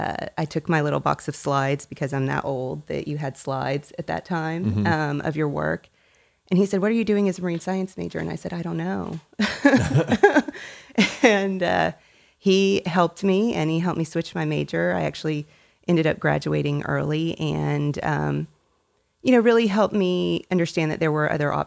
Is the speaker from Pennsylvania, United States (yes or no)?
no; Tennessee, United States; also born or lived in Indiana; now in Dallas, United States; I was born in Northwest Indiana and that's where my mother primarily grew up. And we moved to Tennessee whenever I was 7 years old. Lived in Tennessee until I graduated high school.